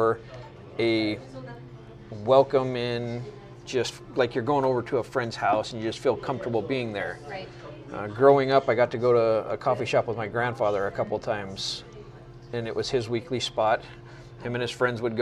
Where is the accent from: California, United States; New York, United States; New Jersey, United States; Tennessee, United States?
California, United States; Southern; now in Washougal, United States; I grew up in Southern California